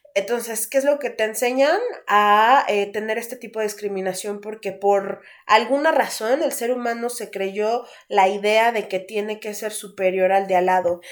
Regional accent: Mexico; aquí en nuestro país, que aparte del machismo, seguimos siendo la sociedad mexicana

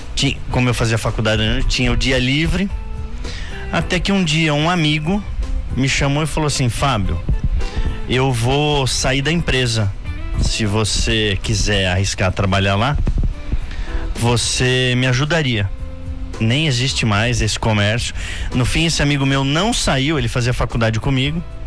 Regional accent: São Paulo, Brazil; moved away as an adult; now in Indaiatuba, Brazil; Eu sou nascido em São Paulo, fui nascido como a gente diz aqui, nascido e criado lá

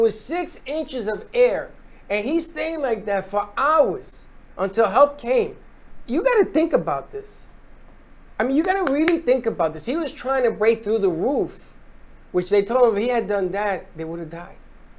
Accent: Florida, United States; I'm a Floridian.

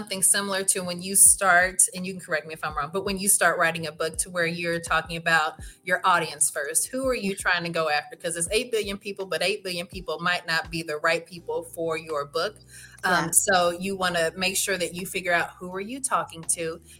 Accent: Midwest, United States; now in Texas, United States; I came from the Midwest and I know it's cold there right now.

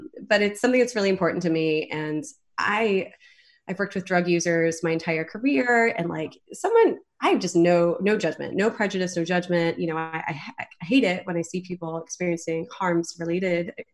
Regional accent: Southeast, United States; moved away; I grew up in the Southeast

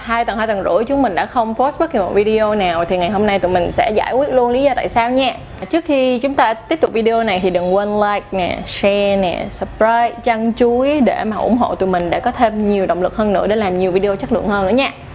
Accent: Ho Chi Minh City, Vietnam; mình lớn lên ở Sài Gòn mình sinh ra ở Sài Gòn nói chung là mình đã dành cả một cuộc đời của mình ở Sài Gòn

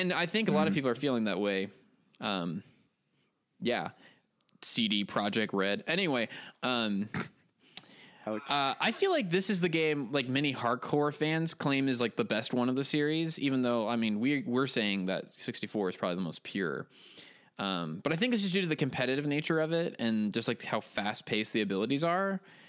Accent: United States; now in France; I'm in France screaming the word banjo over and over again.

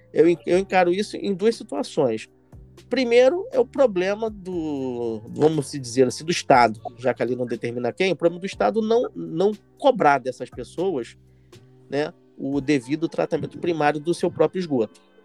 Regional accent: Rio de Janeiro, Brazil; eu nasci no Morro da Providência.

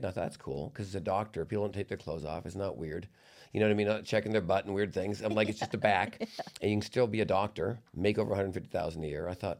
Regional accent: Vancouver, British Columbia, Canada; No, I grew up in Vancouver, so there's water around me.

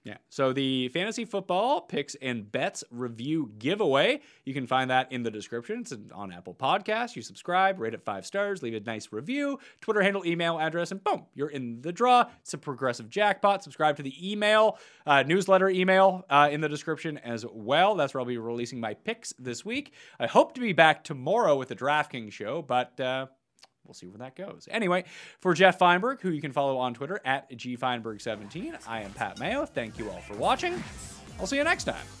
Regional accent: Canada; We're both Canadian.

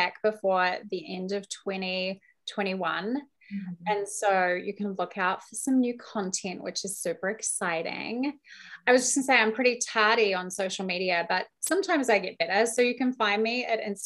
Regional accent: New Zealand; I'm also from New Zealand where I drink far too much

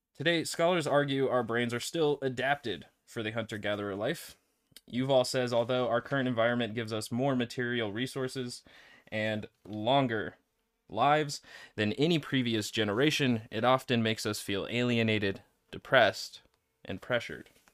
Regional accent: United States; I'm an American

